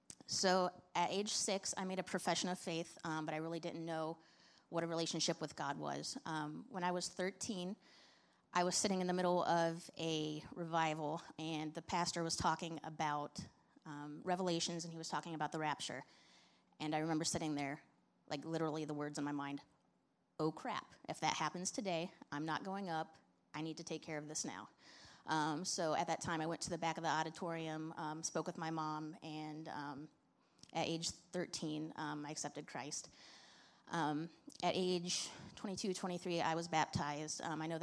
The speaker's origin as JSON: {"language": "English", "region": "Indiana", "country": "United States", "tie": "born there", "said": "I was born in Indiana, August 12th, 1984. My dad was in seminary, and that's why we were there."}